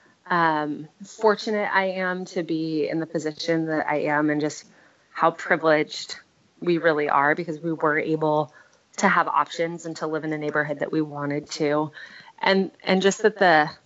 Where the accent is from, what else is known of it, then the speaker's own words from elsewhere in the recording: California, United States; I have a tremendous amount of pride about being a Californian. You know, my family came here in the 1700s